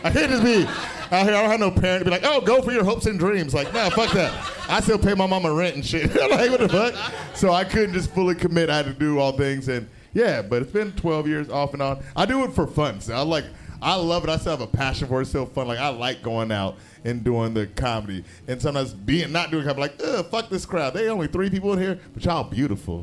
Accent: San Diego, California, United States; I grew up in San Diego

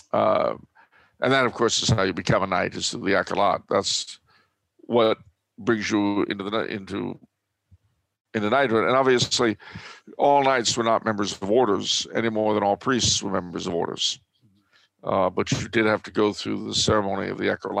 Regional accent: Los Angeles, California, United States; Growing up in Los Angeles

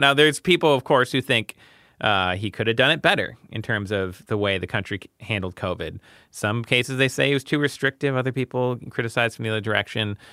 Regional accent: United States; I'm an American

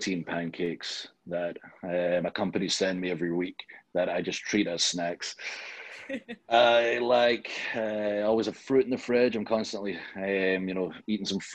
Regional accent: Scotland, United Kingdom; I am from Scotland

